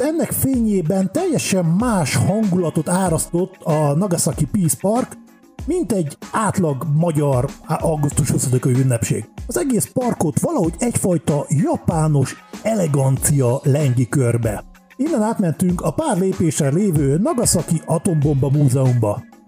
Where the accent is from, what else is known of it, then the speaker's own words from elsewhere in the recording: Hungary; olyan magyarként